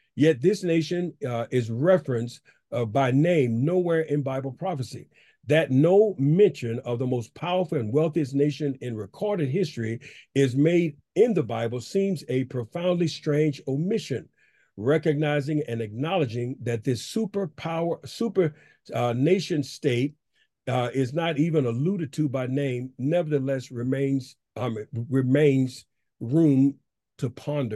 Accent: United States; I am an American, uh, true and true

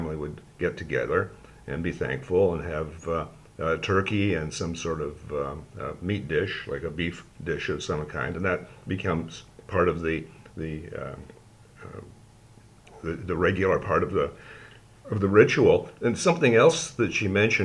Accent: Sault Ste. Marie, Ontario, Canada; born or raised there

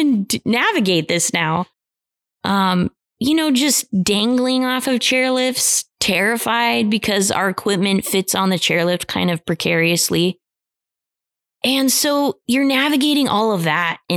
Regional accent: Idaho, United States; growing up in Idaho

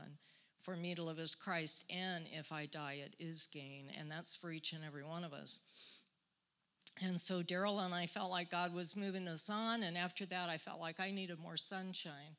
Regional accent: Florida, United States; moved away; also born or lived in Alaska; I was born and raised in Florida.

